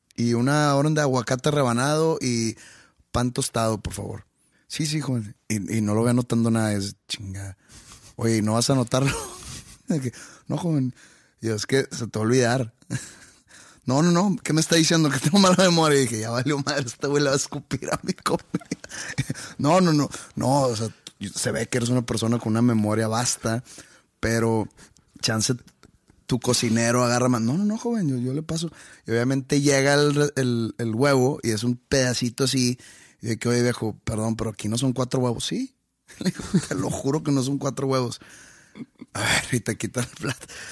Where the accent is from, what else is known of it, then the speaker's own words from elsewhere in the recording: Monterrey, Nuevo León, Mexico; yo soy de Monterrey, la vida es rápida en Monterrey